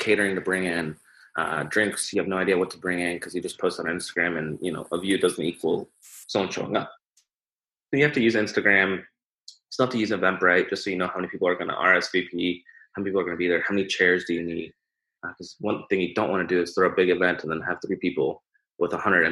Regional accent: Omaha, Nebraska, United States; I'm from Omaha

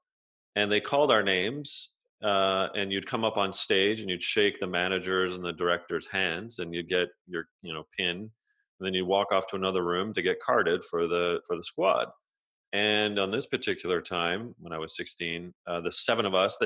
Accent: outside of Toronto, Ontario, Canada; I grew up outside of Toronto in Ontario

